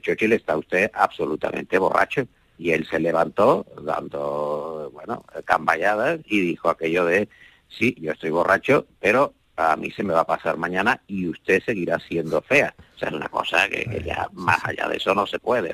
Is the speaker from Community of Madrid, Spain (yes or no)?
no; Andalusia, Spain; yo soy muy andaluz